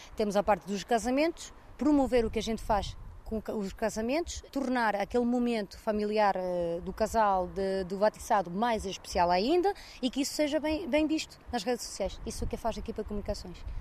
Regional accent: Venezuela; now in Portugal; O meu marido e eu nascemos na Venezuela

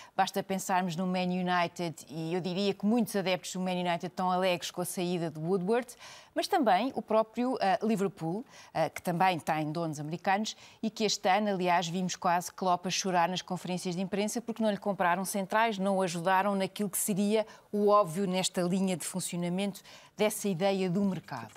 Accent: Portugal; enquanto portugueses

